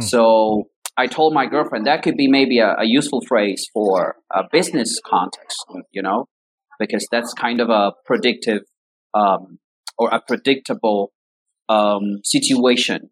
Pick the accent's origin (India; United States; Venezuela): Venezuela; Caracas, Capital District; English is a second language; I grew up in um, Caracas, that's the capital city of Venezuela